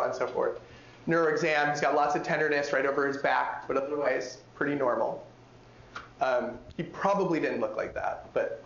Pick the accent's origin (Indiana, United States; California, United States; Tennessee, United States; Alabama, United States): California, United States; my home state of California